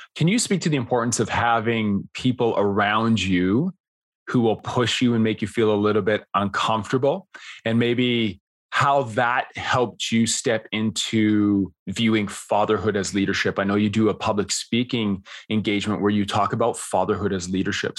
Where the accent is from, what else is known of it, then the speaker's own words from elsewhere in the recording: Canada; I'm Canadian